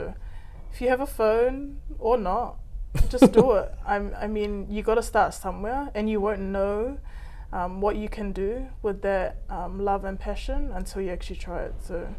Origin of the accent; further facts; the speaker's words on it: Hawaii, United States; I'm from Hawaii, so that's that all came from that very humble Instagram page that we started off with some interesting layouts.